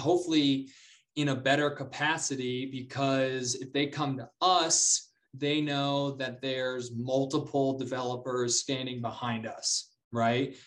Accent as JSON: {"language": "English", "town": "Charlotte", "region": "North Carolina", "country": "United States", "also_born_or_lived": "Columbia, South Carolina", "moved": "as an adult", "lives_now": "Denver, United States", "said": "I moved back to Charlotte. I'm from Charlotte"}